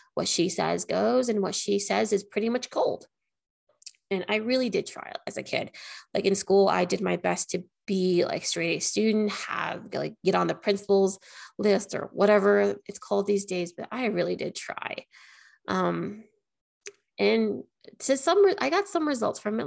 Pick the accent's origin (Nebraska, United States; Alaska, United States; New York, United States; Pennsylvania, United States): Alaska, United States; Anchorage; moved away as an adult; now in Las Vegas, United States; I'm actually from Anchorage, Alaska. I moved to Nevada, Las Vegas, Nevada in 2021.